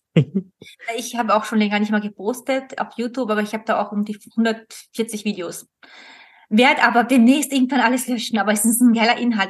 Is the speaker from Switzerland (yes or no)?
no; Austria; bei uns in Österreich